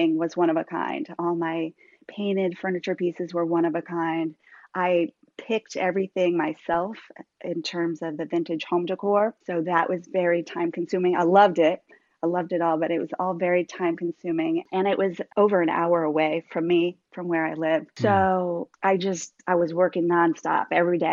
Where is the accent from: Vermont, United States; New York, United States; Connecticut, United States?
Vermont, United States; now in Virginia, United States; I'm from New England. I'm from Vermont originally, so, and I live in Virginia